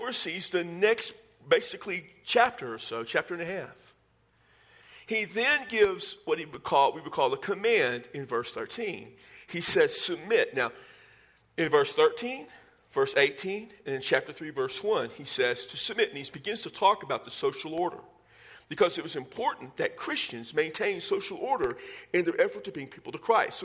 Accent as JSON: {"language": "English", "region": "South Texas", "country": "United States", "moved": "yes", "said": "I'm from South Texas, and that stays with me wherever I go."}